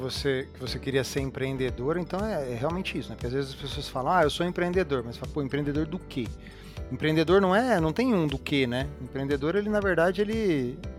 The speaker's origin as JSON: {"language": "Portuguese", "region": "interior of São Paulo", "country": "Brazil", "moved": "yes", "lives_now": "São Paulo, Brazil", "said": "eu sou do interior de São Paulo e eu vim para a capital"}